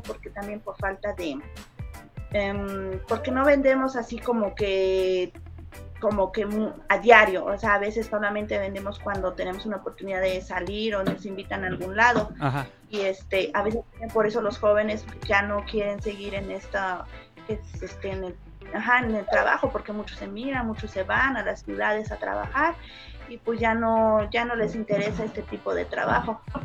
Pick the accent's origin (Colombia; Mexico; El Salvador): Mexico; Tlaquilpa, Veracruz; somos de Tlaquilpa, Veracruz, de la Sierra de Zongolica